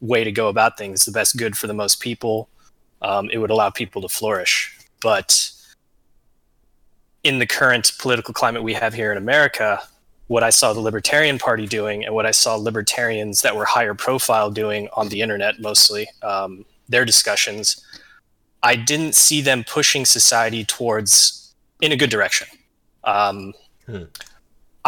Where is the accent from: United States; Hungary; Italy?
United States; Southern California; Growing up in SoCal and going through high school there